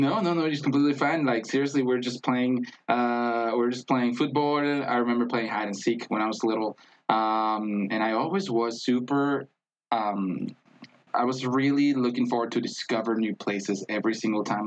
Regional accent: Tijuana, Baja California, Mexico; English is a second language; moved away as an adult; also born or lived in Mexico City / Wyoming; now in Denver, United States; I was born in Mexico City, but I was uh, I grew up in Tijuana. I was raised in Tijuana, Baja California.

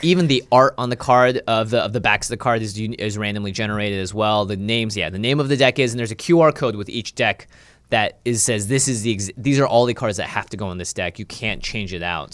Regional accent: Seattle, Washington, United States; I grew up in Seattle

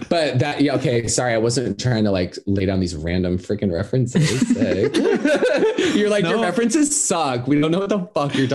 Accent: Idaho, United States; I'm from Idaho

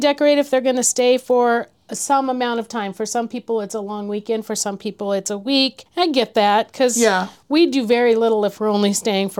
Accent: California, United States; moved away; we were from California.

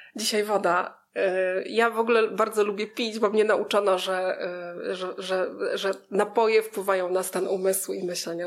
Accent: Małkinia Górna, Masovian Voivodeship, Poland; moved away as an adult; now in Warsaw, Poland; Pochodzę z takiej miejscowości na trasie Warszawa-Białystok, która się nazywa Małkinia

